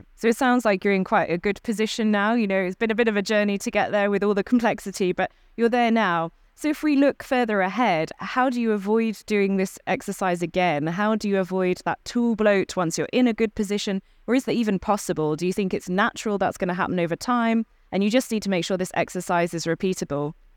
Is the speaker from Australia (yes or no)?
no; United Kingdom; I'm a Brit